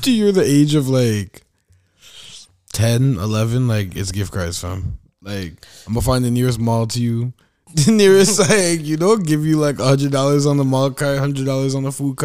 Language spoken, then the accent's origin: English; Canada; We are Canadian